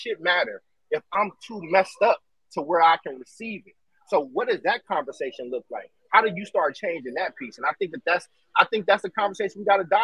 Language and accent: English; Oakland, California, United States; now in Chicago, United States; I grew up in Oakland and I live in Chicago